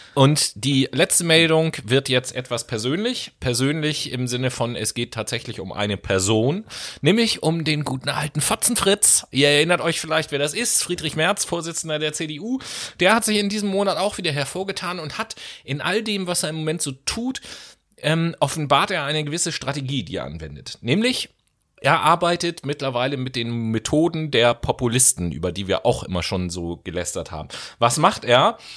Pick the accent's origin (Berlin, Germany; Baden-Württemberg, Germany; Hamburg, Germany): Hamburg, Germany; als Hamburger